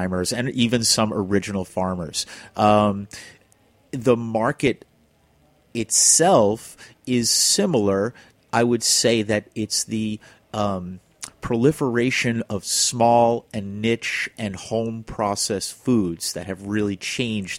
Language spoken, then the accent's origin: English; New York City, New York, United States; also born or lived in California; I'm a city boy. I grew up in Flushing